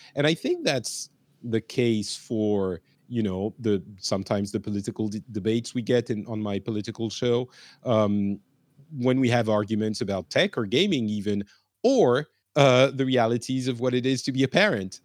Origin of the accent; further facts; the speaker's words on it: France; also born or lived in Lebanon / Japan; I grew up in France